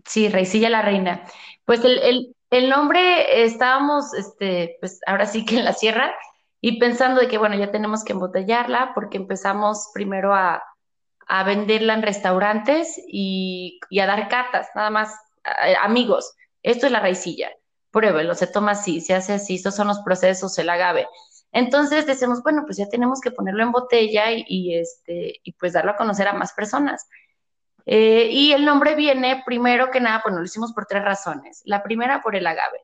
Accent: Atenguillo, Jalisco, Mexico; moved away as an adult; also born or lived in Guadalajara / California; yo soy de Atenguillo, es un pueblo de aquí de Jalisco

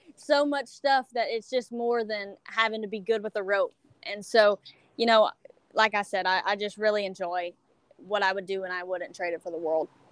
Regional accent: Iowa, Louisiana, United States; i'm from iowa louisiana town um, right south of lake charles

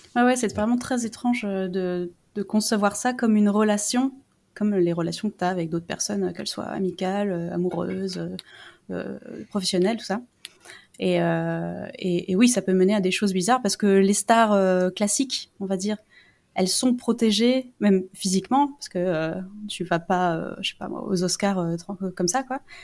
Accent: France; c'est pas juste que je suis non anglophone, c'est que je suis française

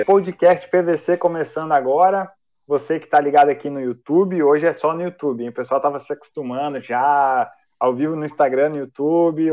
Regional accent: Novo Hamburgo, Rio Grande do Sul, Brazil; now in Leiria, Portugal; eu sou de Novo Hamburgo, meu conterrâneo aí de estado, gaúcho

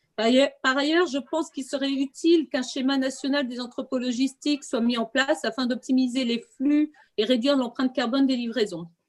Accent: Quimper, Brittany, France; je suis de Quimper

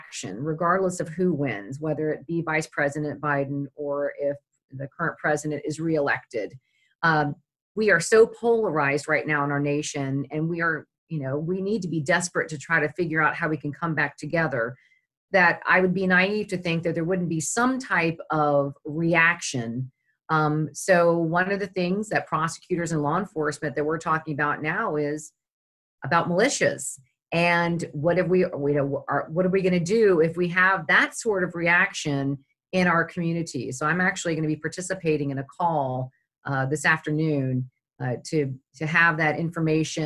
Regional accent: Charlottesville, Virginia, United States; I grew up in Charlottesville

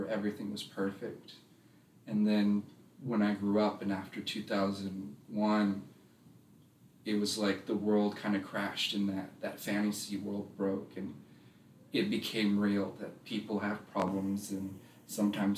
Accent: Roswell, Georgia, United States; also born or lived in Asheville, North Carolina; I was born in North Carolina, Asheville. I lived there till I was about four, but I was mostly raised in Roswell, Georgia.

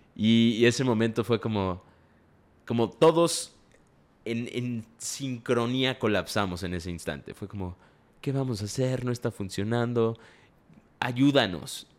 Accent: Mexico; nosotros somos mexicanos

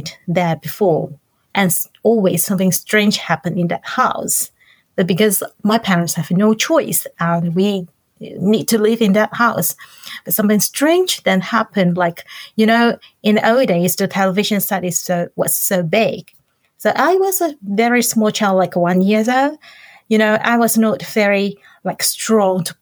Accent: Hong Kong; moved away as an adult; now in Hokkaido, Japan; I'm from Hong Kong

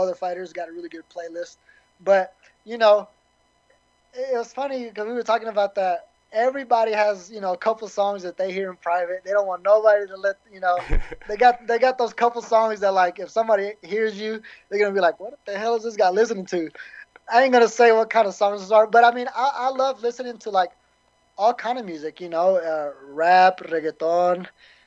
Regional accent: the South, United States; I'm from the South

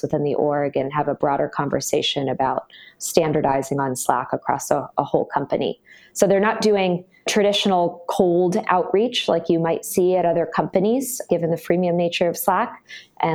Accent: Brookline, Massachusetts, United States; moved away as an adult; also born or lived in Philadelphia, Pennsylvania; now in San Francisco Bay Area, United States; I'm from Boston originally, a town called Brookline

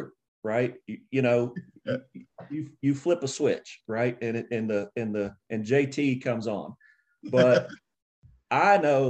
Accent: Nashville, Tennessee, United States; I grew up in Nashville, Tennessee

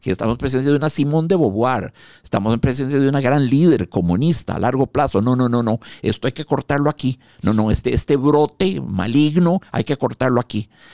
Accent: Costa Rica; En el 79 salimos del Liceo Franco Costarricense

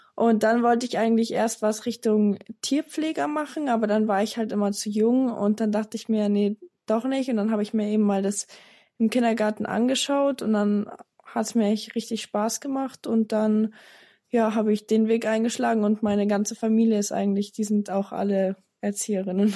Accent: near Dachau, Munich, Bavaria, Germany; ich komme aus der Nähe von Dachau bei München

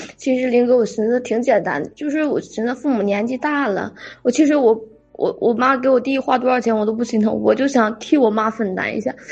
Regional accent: Jilin, China; now in Shandong, China; 我老家是东北的，不是东吉林的啊，吉林那边儿

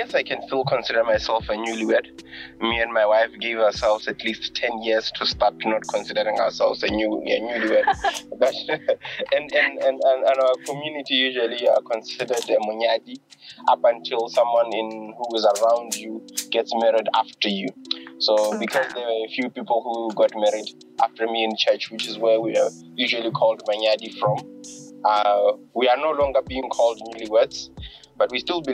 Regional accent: Francistown, North-East District, Botswana; also born or lived in Ramokwabana; I was born here in Bots, in Francistown actually

